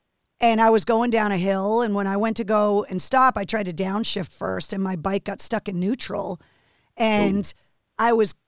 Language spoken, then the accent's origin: English; Michigan, United States; When you're growing up a hockey fan, obviously growing up in Michigan, like you're diehard sports fan